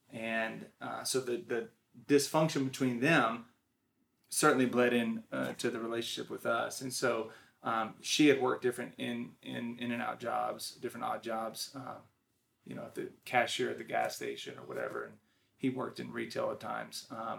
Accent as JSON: {"language": "English", "region": "Washington", "country": "United States", "tie": "born or raised there", "also_born_or_lived": "Texas / Oklahoma / New Mexico / California", "said": "I was born in Texas. We moved to Oklahoma, New Mexico, California, on up to Washington State, where I spent a lot of my childhood, early childhood."}